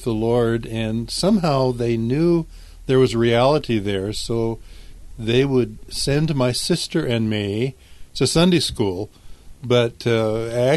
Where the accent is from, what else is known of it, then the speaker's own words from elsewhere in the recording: California, United States; I was raised in California and out in the desert in California. My family moved from Southern California out to the desert